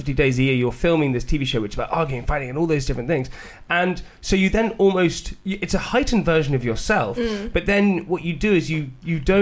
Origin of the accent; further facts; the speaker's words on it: United Kingdom; As British people